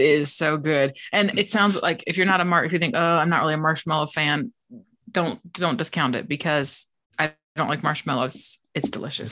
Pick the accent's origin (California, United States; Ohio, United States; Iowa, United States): Iowa, United States; Des Moines; I grew up in Des Moines, Iowa